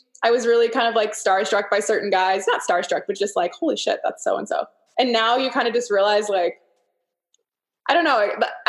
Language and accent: English; Pennsylvania, United States; moved away as an adult; now in Nashville, United States; I grew up in Pennsylvania